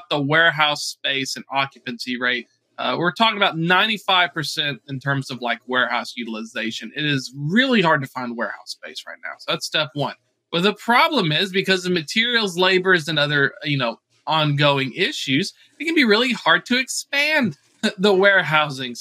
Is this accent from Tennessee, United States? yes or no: yes; Cleveland, Tennessee, United States; I live in Tennessee. We can drive about where I grew up in Cleveland, 30 miles up the road